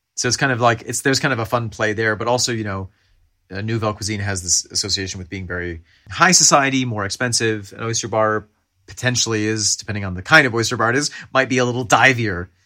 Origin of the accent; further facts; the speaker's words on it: United States; we're Americans